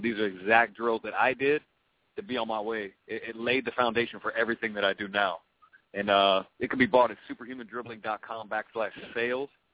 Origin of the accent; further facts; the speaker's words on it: Oregon, United States; my home state. They came to Oregon.